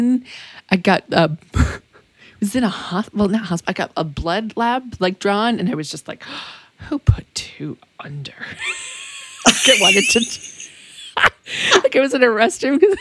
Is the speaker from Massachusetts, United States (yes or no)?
yes; Massachusetts, United States; also born or lived in Austin, Texas; now in Texas, United States; I'm from Massachusetts, and her and I both lived in Austin. Like, I moved there, and then she moved there